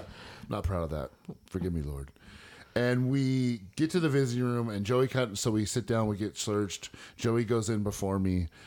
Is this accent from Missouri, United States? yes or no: no; Northern California, United States; moved away as an adult; also born or lived in San Mateo, California / Stockton, California; now in Eastland, United States; I was born in San Mateo, California, um, June nineteenth, nineteen seventy-eight. I'm forty-three. I was raised by my father